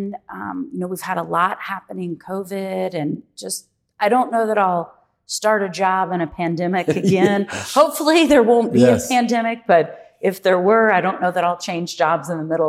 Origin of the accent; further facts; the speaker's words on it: Louisville, Kentucky, United States; also born or lived in Florida; I'm born and raised in Louisville